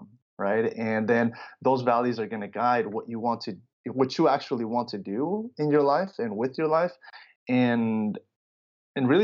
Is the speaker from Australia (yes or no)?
no; Los Angeles, California, United States; also born or lived in Chicago, Illinois, United States / Mexico; And then I grew up in Southern California, right, in the LA area